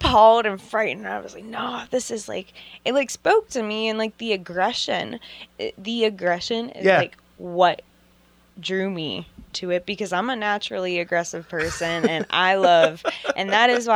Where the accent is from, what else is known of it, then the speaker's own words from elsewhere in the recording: McKees Rocks, Pennsylvania, United States; I grew up in McKee's Rocks